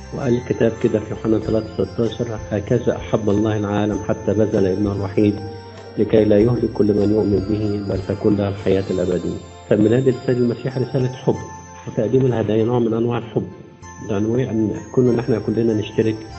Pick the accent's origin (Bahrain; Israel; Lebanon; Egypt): Egypt